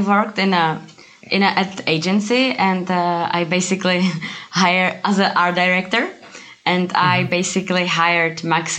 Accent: Pilsen, Plzeň Region, Czechia; also born or lived in Prague; I'm from Czech Republic, from Pilsen. It's yeah. like a city of beer.

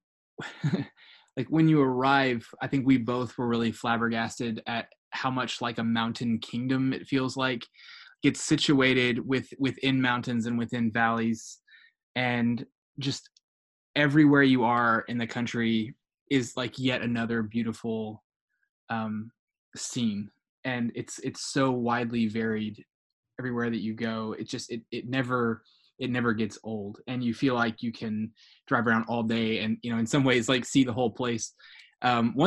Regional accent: United States; we were in from the US

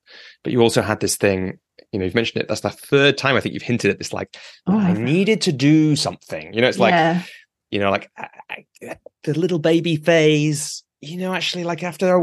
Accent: near Lancaster, North West England, United Kingdom; moved away; I grew up in the countryside near Lancaster

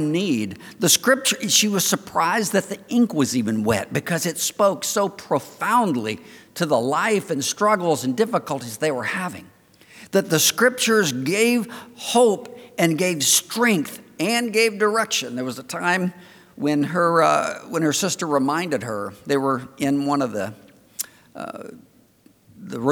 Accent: Florida, United States; I'm from the Old South. And I'm from Florida.

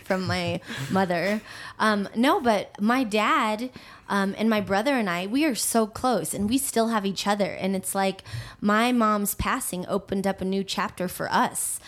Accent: Aurora, Colorado, United States; also born or lived in Manila, Philippines; I actually um, live back home in the house I grew up

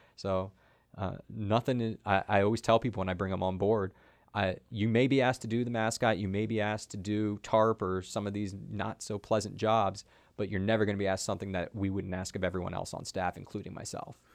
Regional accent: South Florida, United States; now in Maryland, United States; I grew up in South Florida

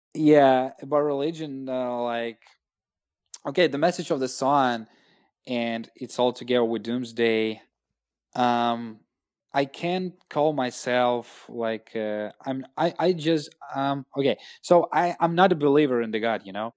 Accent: Russia; English is a second language

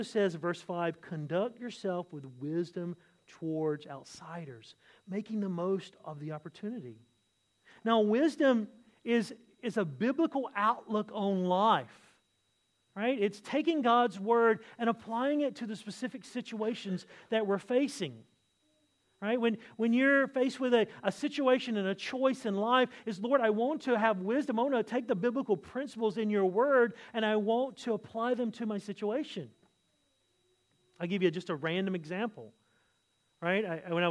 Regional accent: the South, United States; now in Australia; I'm from America

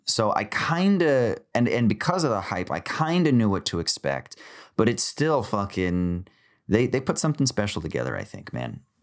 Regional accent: United States; I'm American

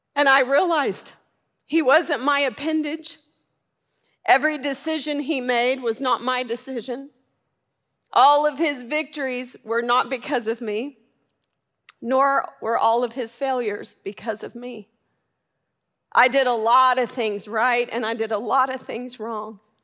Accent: Arkansas, United States; I'm from Arkansas.

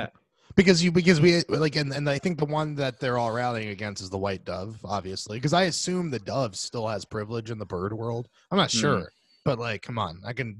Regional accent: Mount Vernon, United States; I grew up in on Mount Vernon

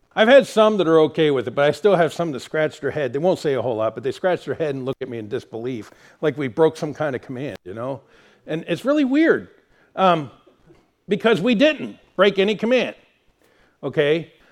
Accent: United States

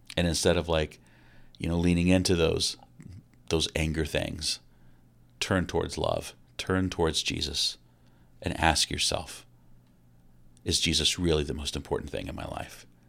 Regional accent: Kokomo, Indiana, United States; growing up in Kokomo, Indiana

